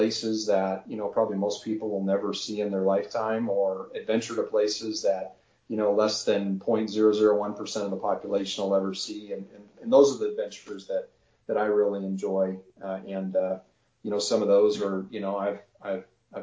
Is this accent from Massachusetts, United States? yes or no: no; Montana, United States; moved away as an adult; also born or lived in central coast of California; now in California, United States; I was born and raised in Montana